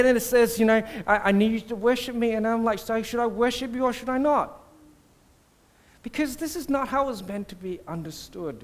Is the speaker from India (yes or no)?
no; Singapore; I grew up in Singapore